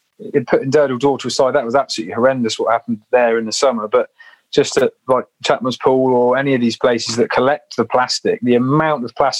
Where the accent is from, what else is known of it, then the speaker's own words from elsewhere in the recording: Dorset, South West England, United Kingdom; I grew up in Dorset, but we've always been near the sea.